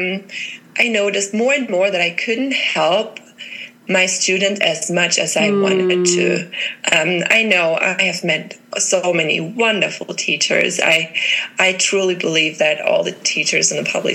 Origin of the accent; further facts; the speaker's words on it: Germany; moved away as an adult; now in Colorado, United States; I'm originally from Germany. I've been living in the States, now in Colorado, for 5 years